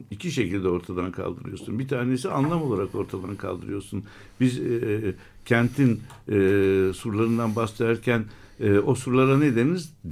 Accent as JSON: {"language": "Turkish", "region": "Istanbul", "country": "Turkey", "tie": "born or raised there", "said": "Ben 52 doğumluyum. Ve e, benim e, çocukluğum e, Piyaloti Caddesi'nde geçti. Yani türbeden Kadırga'ya inen o caddede geçti."}